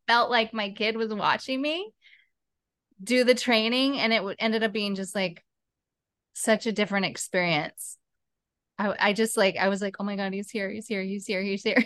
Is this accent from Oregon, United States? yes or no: yes; Portland, Oregon, United States; now in Los Angeles, United States; I'm from Portland, Oregon